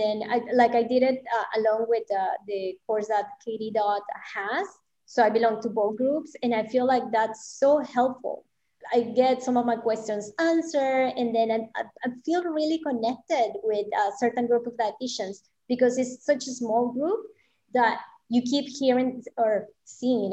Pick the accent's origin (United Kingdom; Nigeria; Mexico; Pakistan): Mexico; moved away; I grew up in Mexico, so my Spanish is pretty it's pretty clean